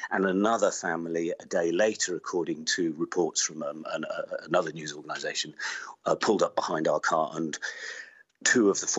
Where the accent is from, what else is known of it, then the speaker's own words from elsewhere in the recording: United Kingdom; We identified ourselves as British journalists